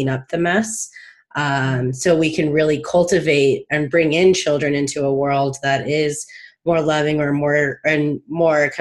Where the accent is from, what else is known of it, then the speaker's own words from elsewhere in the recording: Palm Springs, California, United States; I live in a very high LGBT community growing up in Palm Springs